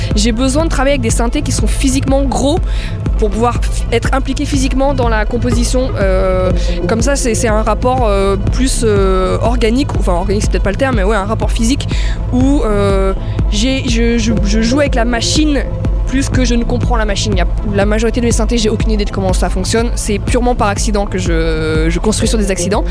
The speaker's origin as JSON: {"language": "French", "country": "France", "moved": "as an adult", "lives_now": "Berlin, Germany", "said": "Ça fait 10 ans que j'habite plus en France."}